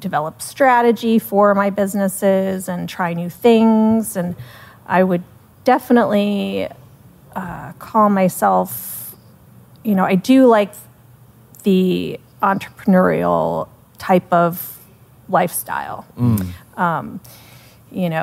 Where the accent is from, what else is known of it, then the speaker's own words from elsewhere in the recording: Sarasota, Florida, United States; moved away as an adult; also born or lived in Melbourne, Florida; my hometown, Sarasota